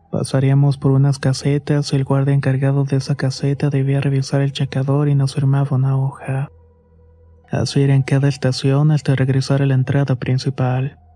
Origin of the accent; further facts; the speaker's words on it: Chimalhuacán, State of Mexico, Mexico; soy del municipio de Chamalhuacán en el Estado de México.